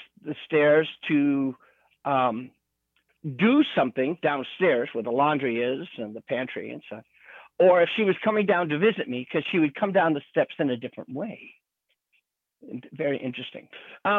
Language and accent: English; Utah, United States; now in California, United States; I was born in Utah in the Mormon culture